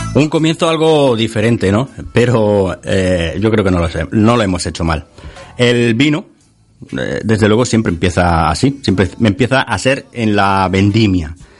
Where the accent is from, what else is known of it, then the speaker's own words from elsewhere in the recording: Sierra de Segura, Andalusia, Spain; la Sierra de Segura, donde, de donde yo soy natal